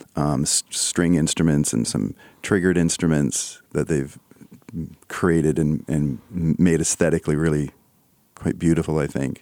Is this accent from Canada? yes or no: yes; Canada; I'm Canadian